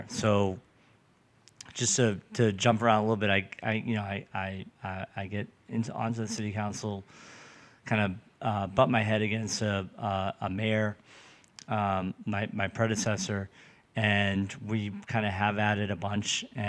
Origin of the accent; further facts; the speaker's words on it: Revere, Massachusetts, United States; I live in Revere. I grew up in Revere.